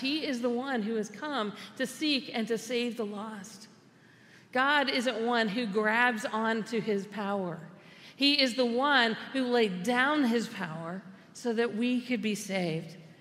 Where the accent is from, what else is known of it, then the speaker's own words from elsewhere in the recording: United States; we, as American Christians, have often become insiders